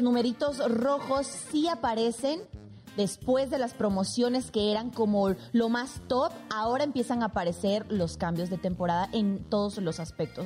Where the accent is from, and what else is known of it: Bolivia; moved away as an adult